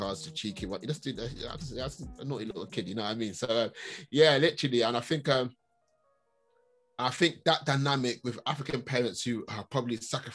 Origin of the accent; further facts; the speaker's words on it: London, United Kingdom; also born or lived in Catford, Lewisham, London; I grew up in Hackney, that Premier Estate, rough ends